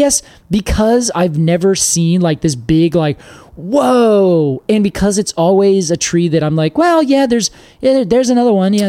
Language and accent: English; the West, United States; moved away as an adult; Not growing up in the East, I knew about it as a planted tree out West.